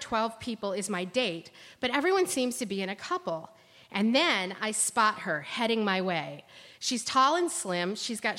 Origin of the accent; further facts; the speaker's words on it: Ohio, United States; I'm from Ohio